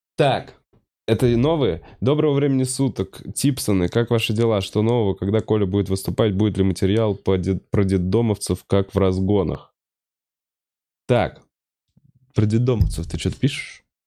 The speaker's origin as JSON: {"language": "Russian", "region": "Moscow", "country": "Russia", "tie": "born or raised there", "said": "в Бутово, в моей однокомнатной квартире. Да, я потому что москвич никуда не переехал"}